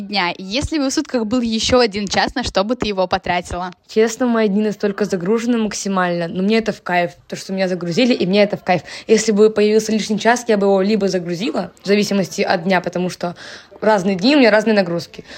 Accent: Tyumen, Tyumen Oblast, Russia; я из Тюмени

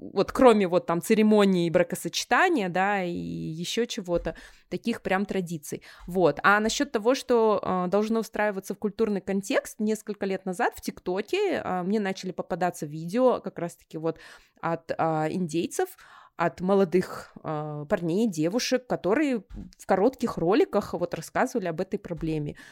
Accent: Kazakhstan; also born or lived in United States

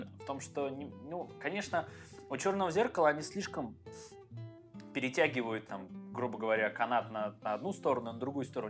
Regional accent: Penza, Penza Oblast, Russia; moved away as an adult; now in Saint Petersburg, Russia; У меня просто есть друзья с моего родного города Пензы

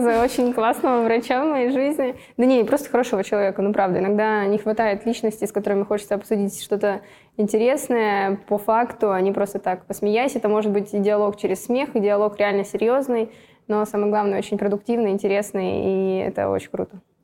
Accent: Russia; родилась в России

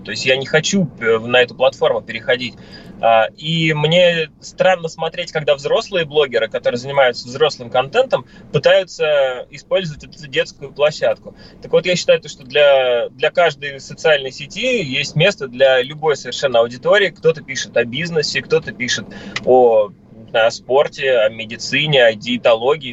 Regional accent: Moscow, Russia; я как москвич

